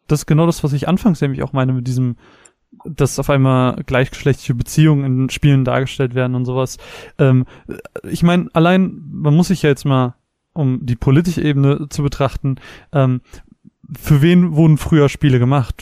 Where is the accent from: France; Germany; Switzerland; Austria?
Germany; wir als Deutsche